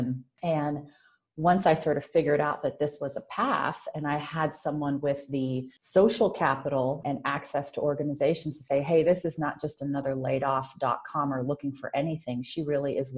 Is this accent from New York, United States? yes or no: no; Oakland, California, United States; as an adolescent growing up in Oakland